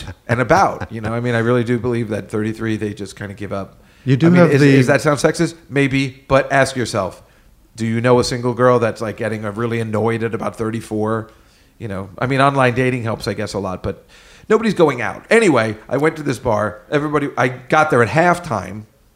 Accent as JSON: {"language": "English", "town": "New Brunswick", "region": "New Jersey", "country": "United States", "tie": "born or raised there", "said": "I also grew up there. I'm from New Brunswick, New Jersey."}